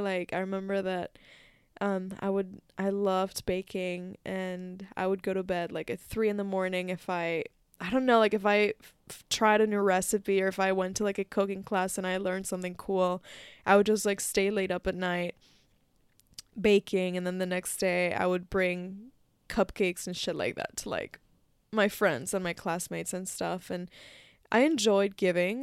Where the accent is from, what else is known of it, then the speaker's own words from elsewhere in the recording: Mexico; moved away; when I was back in my home country in Mexico